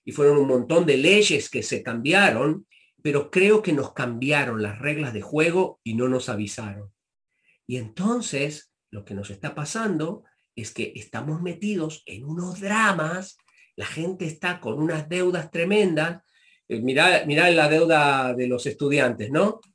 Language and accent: Spanish; Argentina; moved away as an adult; also born or lived in Chicago, United States; now in United States; me vuelvo a la Argentina